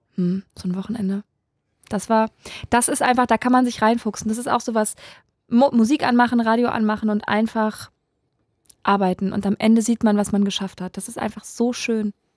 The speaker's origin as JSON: {"language": "German", "region": "Saarland", "country": "Germany", "said": "ich komme aus dem SR-Gebiet. Das ist nochmal eine ganz ja, Saarland, andere"}